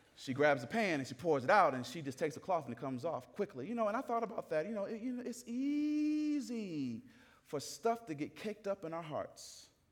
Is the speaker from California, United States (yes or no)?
no; Atlanta, Georgia, United States; I grew up in the South. I'm from Atlanta, Georgia